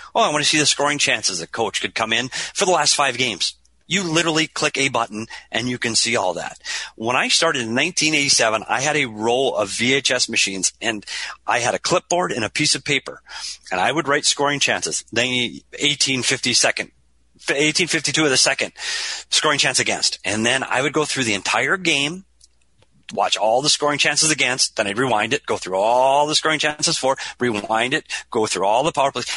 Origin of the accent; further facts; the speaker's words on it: Minnesota, United States; moved away as an adult; now in Arizona, United States; We're both from Minnesota. I moved to Arizona to get away from the cold weather